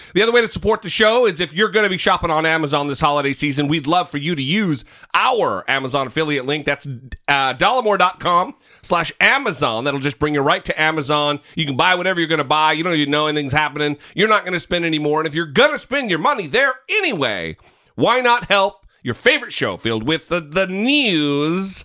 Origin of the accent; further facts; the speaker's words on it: northern Idaho, United States; my hometown in northern Idaho